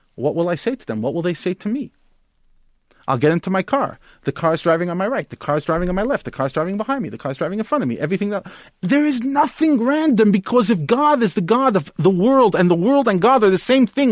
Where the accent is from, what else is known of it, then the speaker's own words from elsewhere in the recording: United States; now in Johannesburg, South Africa; I grew up in the United States